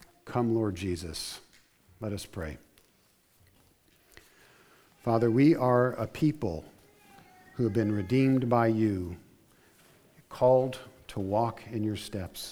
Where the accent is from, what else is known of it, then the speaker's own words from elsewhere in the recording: United States; us as American Christians